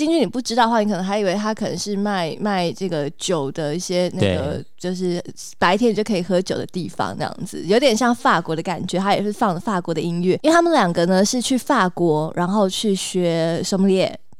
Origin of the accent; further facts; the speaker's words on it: Taipei, Taiwan; 对我们台北人来说不是一样吗？